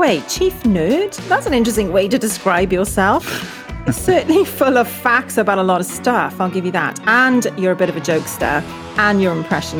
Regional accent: South Wales, United Kingdom; as a child growing up in South Wales.

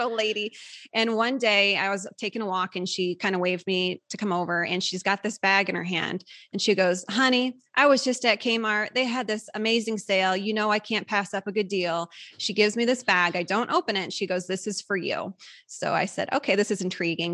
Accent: Midwest, United States; moved away; we're both from the Midwest originally

